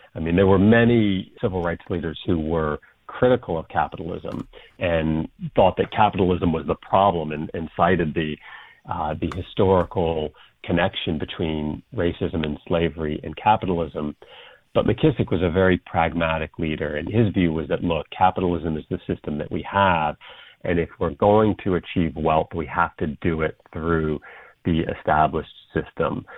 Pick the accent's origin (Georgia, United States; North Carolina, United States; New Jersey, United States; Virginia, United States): North Carolina, United States; I grew up in North Carolina